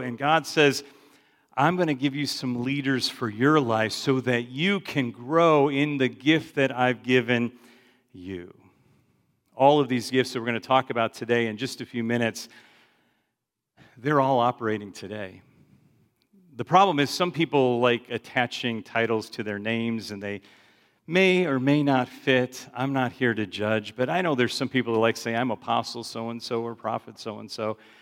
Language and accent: English; Chicago, Illinois, United States; I grew up in Chicago